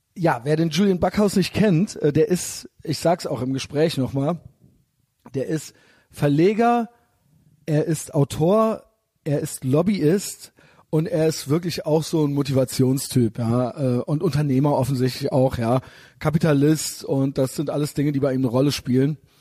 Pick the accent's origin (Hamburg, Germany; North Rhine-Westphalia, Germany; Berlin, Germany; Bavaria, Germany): North Rhine-Westphalia, Germany; Cologne; ich bin ja aus Köln